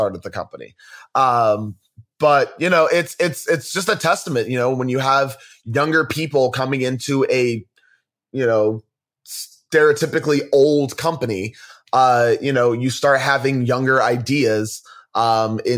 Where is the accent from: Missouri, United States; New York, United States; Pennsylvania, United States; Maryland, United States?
Pennsylvania, United States; Philadelphia; I'm from Philadelphia